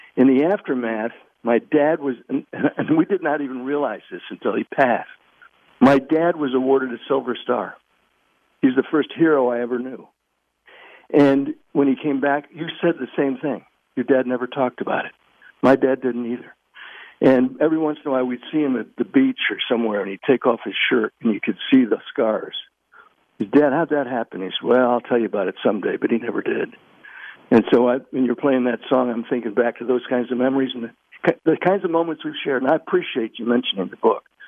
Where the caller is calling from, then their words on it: Virginia, United States; I'm calling you from Virginia.